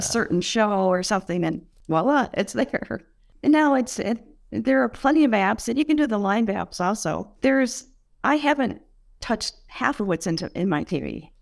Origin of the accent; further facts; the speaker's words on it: Buffalo, New York, United States; now in Southport, United States; I grew up in Buffalo